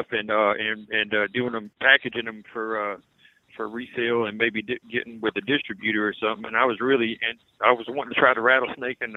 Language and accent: English; Louisiana, United States; now in Mississippi, United States; we're originally from Louisiana